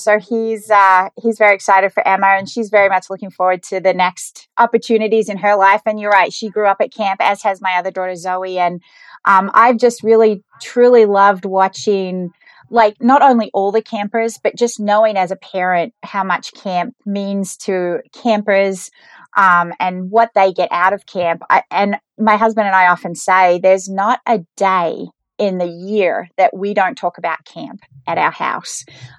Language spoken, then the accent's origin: English; Geelong, Victoria, Australia; moved away as an adult; now in United States; So, yeah, I grew up in Geelong, Australia, and I wanted to do something different when I was a little bit younger.